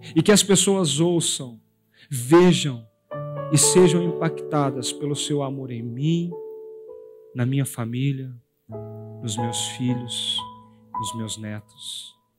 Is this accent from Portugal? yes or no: no; Brazil